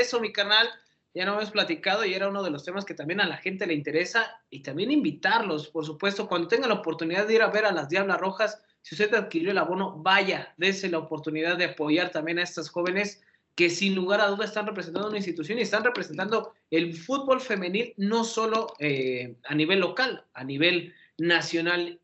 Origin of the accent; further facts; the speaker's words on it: Mexico; aquí en nuestro país